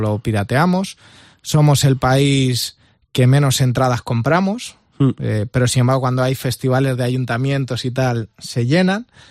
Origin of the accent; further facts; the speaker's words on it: Albacete, Castilla-La Mancha, Spain; yo soy de Albacete